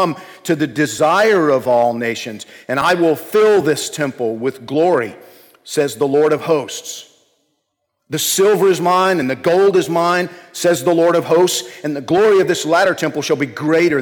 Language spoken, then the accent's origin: English; Georgia, United States; when I was a kid growing up in Georgia